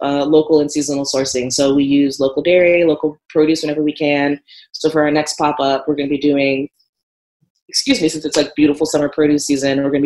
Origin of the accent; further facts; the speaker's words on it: Montgomery County, Maryland, United States; moved away as an adult; now in Richmond, United States; I grew up in Montgomery County, Maryland, so it was like a huge melting pot.